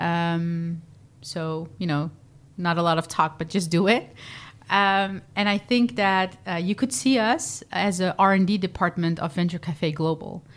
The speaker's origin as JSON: {"language": "English", "town": "Vlissingen", "region": "Zeeland", "country": "Netherlands", "tie": "born or raised there", "also_born_or_lived": "Rotterdam", "moved": "yes", "said": "I, uh, was born and raised in Vlissingen, Zeeland"}